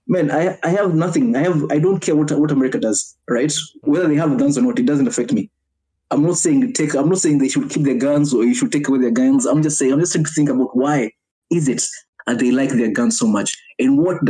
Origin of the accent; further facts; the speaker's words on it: Kenya; now in Japan; Even me as a Kenyan, coming from Kenya